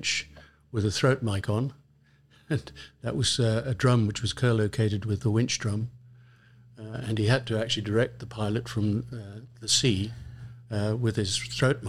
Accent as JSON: {"language": "English", "country": "Kenya", "tie": "born or raised there", "moved": "yes", "said": "I was born and brought up in Kenya in East Africa and did my whole education out there."}